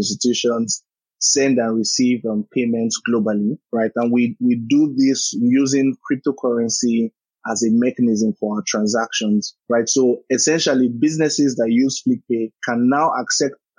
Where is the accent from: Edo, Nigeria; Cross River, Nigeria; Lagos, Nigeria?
Lagos, Nigeria; I was born and raised in Lagos, lived there virtually all of my life